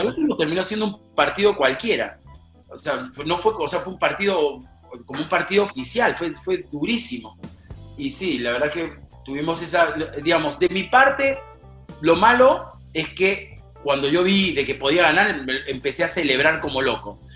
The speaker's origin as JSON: {"language": "Spanish", "country": "Peru"}